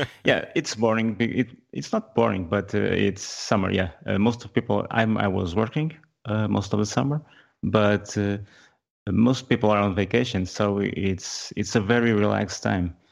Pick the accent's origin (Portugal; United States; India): Portugal; I'm from Portugal, not Spain